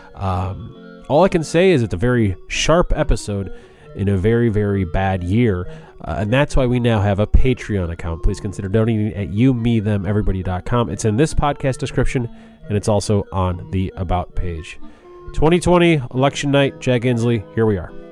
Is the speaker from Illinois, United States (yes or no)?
yes; Chicago, Illinois, United States; now in Washington, D.C., United States; I'm from Chicago